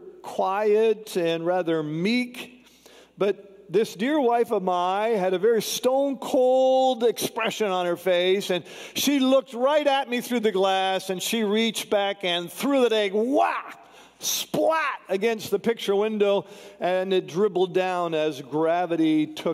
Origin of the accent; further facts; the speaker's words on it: Canada; I'm from Canada